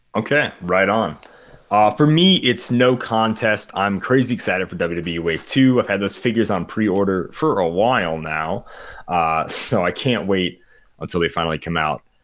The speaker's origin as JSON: {"language": "English", "region": "South Dakota", "country": "United States", "said": "I am from South Dakota"}